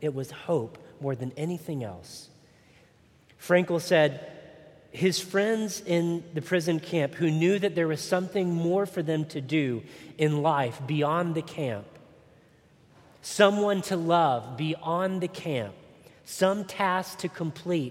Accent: Chattanooga, Tennessee, United States; When I was growing up in the Bible Belt, good old Chattanooga, Tennessee, we sang a lot of hymns

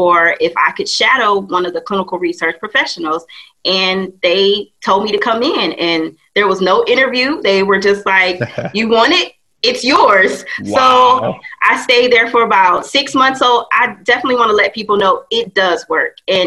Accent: Detroit, Michigan, United States; also born or lived in Atlanta; my hometown is Detroit

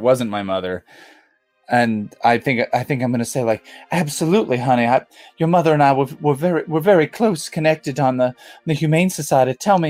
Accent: Nantucket, Massachusetts, United States; I'm becoming very southern despite the fact that I'm from Nantucket.

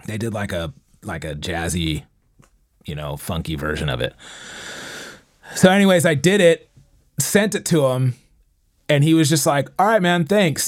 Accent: San Diego, California, United States; I'm from San Diego

